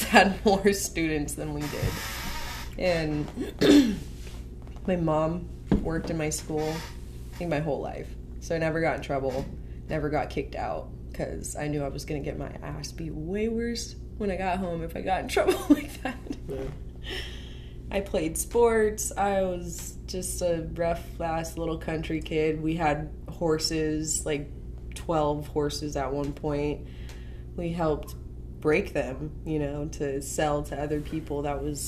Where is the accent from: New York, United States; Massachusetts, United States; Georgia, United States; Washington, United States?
Washington, United States; Wellpinit; moved away; I grew up on the Spokane Indian Reservation, Wellpinit, Washington, a.k.a. Bumfuck Nowhere